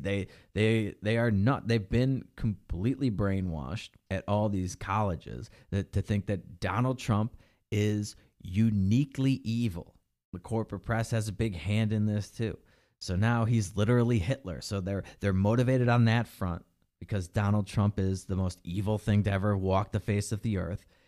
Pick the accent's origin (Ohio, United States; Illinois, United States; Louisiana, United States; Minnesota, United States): Illinois, United States; Illinois, my home state.